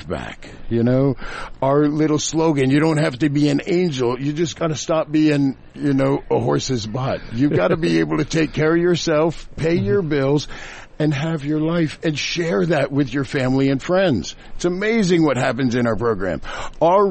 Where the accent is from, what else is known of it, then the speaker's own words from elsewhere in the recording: Kokomo, Indiana, United States; I was that little Hoosier boy growing up in Kokomo